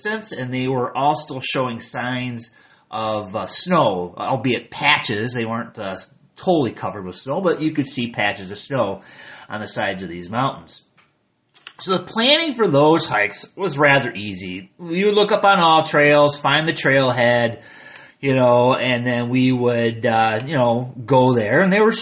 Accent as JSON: {"language": "English", "region": "Michigan", "country": "United States", "moved": "as an adult", "lives_now": "United Arab Emirates", "said": "I am from Michigan, I am from the United States"}